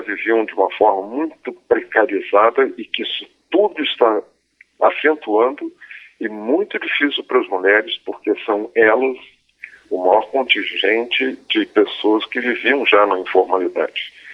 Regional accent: Brazil; nós, cordiais brasileiros

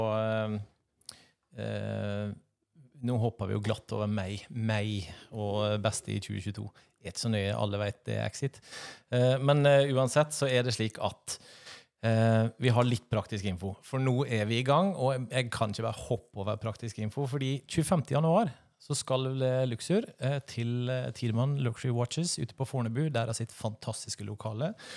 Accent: Sunnmøre, Møre og Romsdal, Norway; accent: Sunnmøre dialect; Som vi sier på Sunnmøre. Oss sier på Sunnmøre

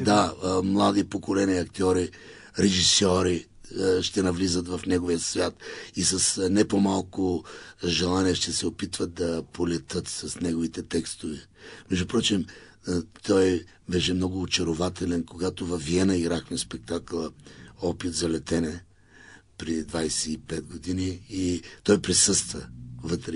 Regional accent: Elhovo, Yambol Province, Bulgaria; Аз съм от Южния и Източна България. Аз съм от Елхово.

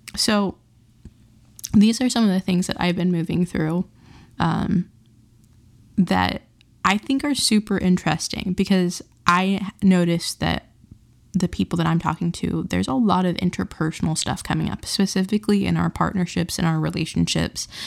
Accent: Utah, United States; where I grew up in Utah

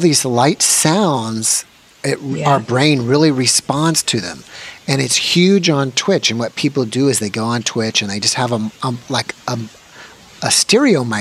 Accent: United States; Being a local American

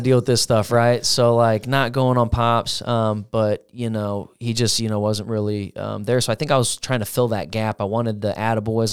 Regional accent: Granite City, Illinois, United States; also born or lived in Parkway; I was born in Granite, uh, lived in a pretty decent house, uh, on a street called Wanda

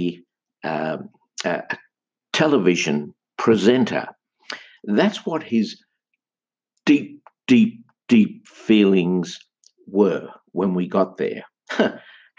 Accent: Sydney, New South Wales, Australia; my hometown of Sydney

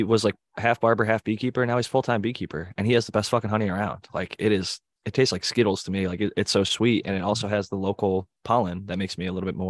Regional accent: Ohio, United States; now in Southern California, United States; I'm from Ohio

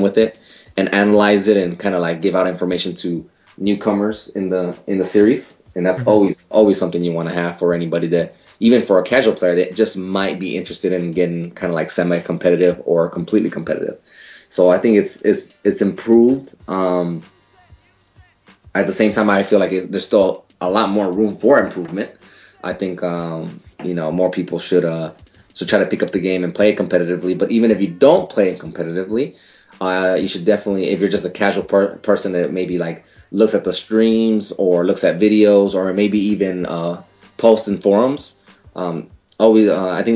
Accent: El Paso, Texas, United States; I'm originally from El Paso, Texas, which is a border town

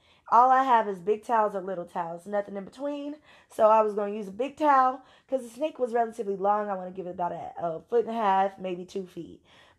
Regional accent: Louisiana, United States; I'm from Louisiana. So, and I know I don't have an accent, but that's for y'all, not for me.

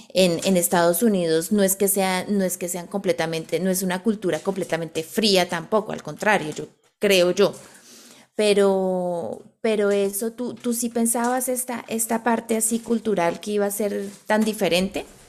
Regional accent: Bogotá, Colombia; moved away; nosotras dos somos colombianas, venimos de Bogotá, de una ciudad muy grande.

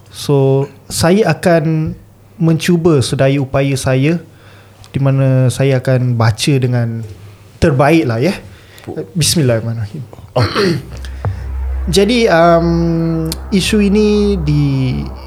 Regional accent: Singapore; kami sebagai podcaster anak jati Singapura Melayu terkini

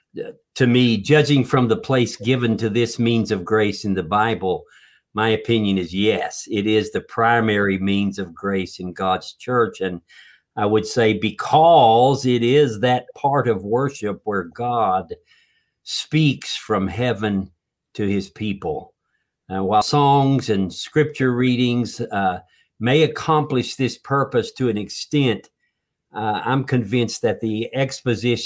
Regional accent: North Carolina, United States; Where I grew up down in North Carolina with a lot of churches

